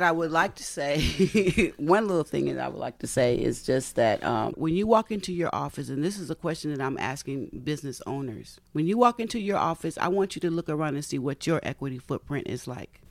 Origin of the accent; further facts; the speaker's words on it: Bay Area, California, United States; also born or lived in Tennessee / Palo Alto / Menlo Park / East Palo Alto; raised in, uh, the Bay Area down on the peninsula